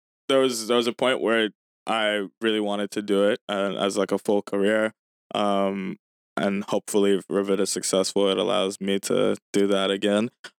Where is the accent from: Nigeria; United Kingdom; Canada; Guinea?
Nigeria; Lagos; Yeah, so I grew up in Lagos, Nigeria.